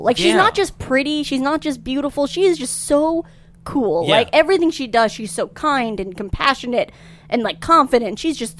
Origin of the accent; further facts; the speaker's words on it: Louisiana, United States; I'm from Louisiana.